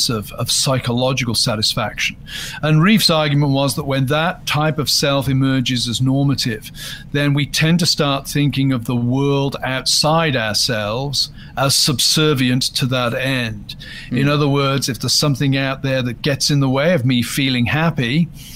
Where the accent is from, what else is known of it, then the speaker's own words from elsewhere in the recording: United Kingdom; I'm British